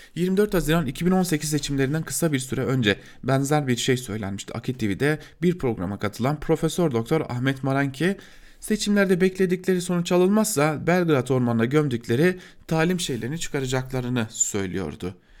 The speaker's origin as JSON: {"language": "Turkish", "town": "Diyarbakır", "region": "Diyarbakır Province", "country": "Turkey", "said": "ben bir Diyarbakırlı olarak"}